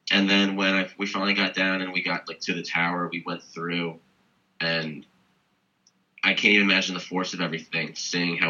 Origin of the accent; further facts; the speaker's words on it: Pennsylvania, United States; moved away as an adult; now in St. Thomas, US Virgin Islands; I'm originally from Pennsylvania